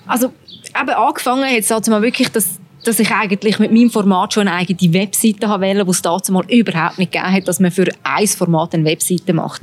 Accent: Switzerland; als Schweizerin

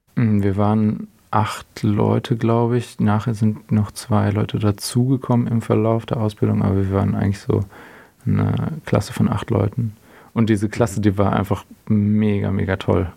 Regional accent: Herrenberg, Baden-Württemberg, Germany; moved away as an adult; also born or lived in Kiel; now in Hamburg, Germany; ich bin in einer kleineren Stadt in der Nähe von Stuttgart aufgewachsen

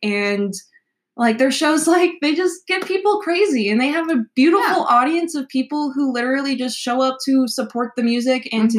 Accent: Nashville, Tennessee, United States; moved away as an adult; I grew up in Nashville mm-hmm. until I graduated and came to college after high school

